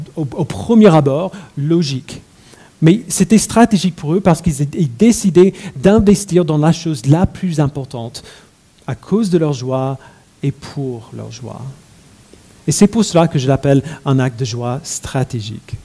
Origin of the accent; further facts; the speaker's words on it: United States; mon enfance aux États-Unis